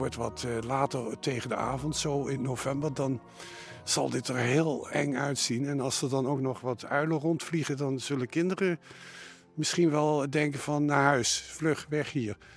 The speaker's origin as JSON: {"language": "Dutch", "town": "Nijmegen", "region": "Gelderland", "country": "Netherlands", "tie": "born or raised there", "also_born_or_lived": "Zutphen", "moved": "yes", "lives_now": "Belgium", "said": "Geboren in Zutphen, opgegroeid in Nijmegen en sinds 1983 wonende in België. Net over de grens bij Maastricht."}